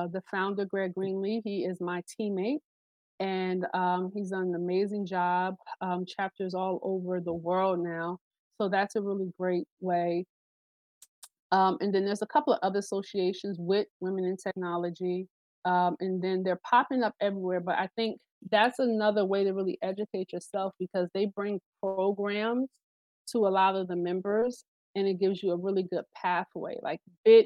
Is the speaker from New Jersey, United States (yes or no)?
yes; New Jersey, United States; I'm from Jersey.